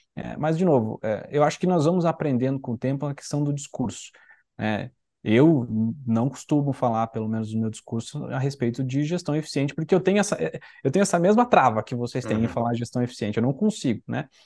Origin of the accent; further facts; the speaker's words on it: Santa Catarina, Brazil; eu sou de Santa Catarina